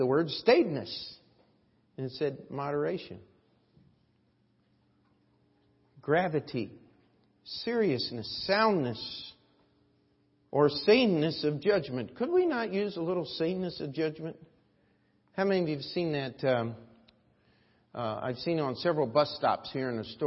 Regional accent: United States; As an American

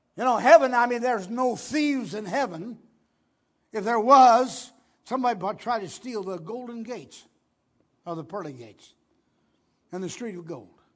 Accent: Ohio, United States; in a farmhouse on the Maplewood-Chihuahua Road in Ohio.

